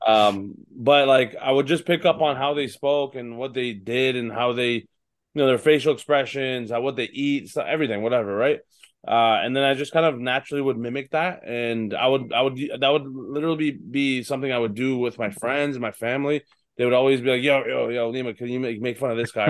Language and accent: English; Toronto, Ontario, Canada; my hometown in, in, uh, Scotiabank Arena